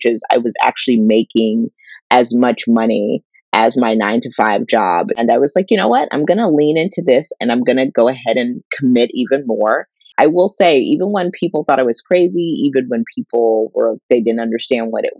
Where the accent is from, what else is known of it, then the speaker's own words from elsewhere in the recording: Pittsburgh, Pennsylvania, United States; I grew up in the Pittsburgh area